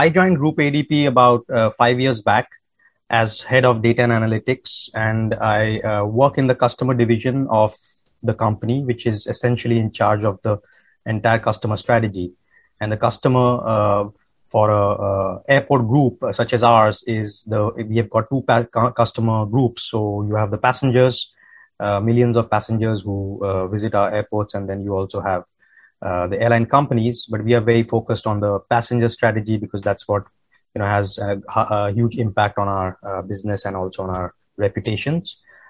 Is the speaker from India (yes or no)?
yes; India; English is a second language; So I grew up in India. That's where I come from. And we moved around a lot because my father was working in the Indian Air Force.